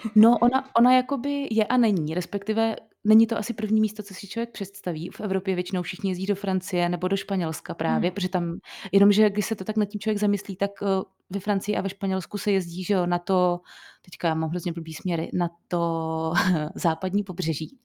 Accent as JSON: {"language": "Czech", "town": "Plzeň", "region": "Plzeň Region", "country": "Czechia", "said": "my jsme z Plzně, nebo většina z nás je z Plzně"}